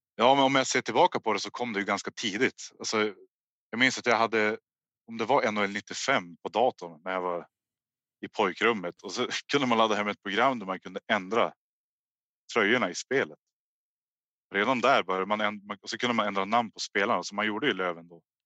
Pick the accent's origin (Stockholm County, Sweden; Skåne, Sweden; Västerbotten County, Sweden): Västerbotten County, Sweden; Hörnefors; jag är uppvuxen i Hörnefors.